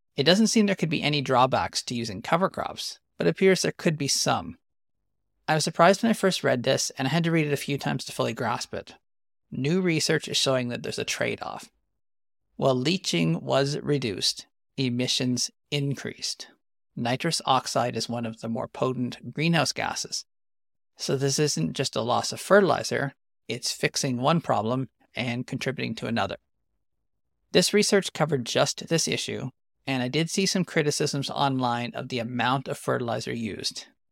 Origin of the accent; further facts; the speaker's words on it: Western Canadian Prairies, Canada; I'm an agronomist from the Western Canadian Prairies specializing in climate smart agriculture